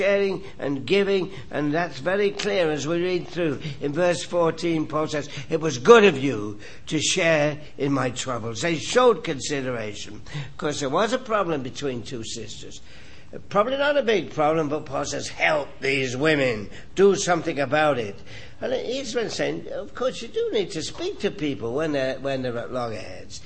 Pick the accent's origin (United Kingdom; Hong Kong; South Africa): United Kingdom; England; moved away; I grew up in England where they play cricket and soccer